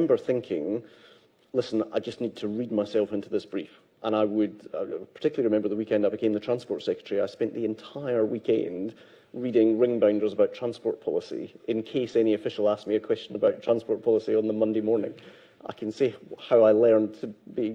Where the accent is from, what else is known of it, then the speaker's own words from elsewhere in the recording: Renfrewshire, Scotland, United Kingdom; Growing up in the Scottish manse that I grew up in Renfrewshire